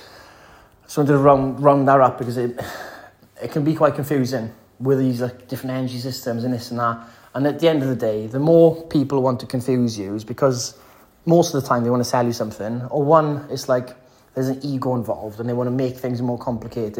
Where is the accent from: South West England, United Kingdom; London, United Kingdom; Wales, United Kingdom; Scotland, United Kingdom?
Wales, United Kingdom; the valleys in West; I'm a Welshman. I'm from the valleys in West Wales